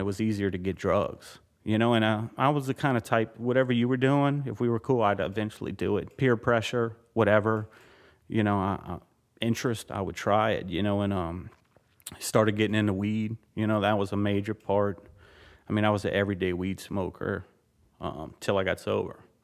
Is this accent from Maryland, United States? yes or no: no; Louisiana, United States; I was born and raised in Louisiana